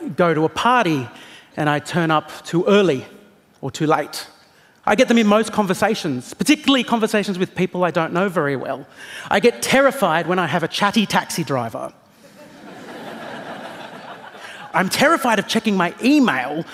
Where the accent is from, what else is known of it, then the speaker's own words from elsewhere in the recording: Australia; I am an Australian comedian.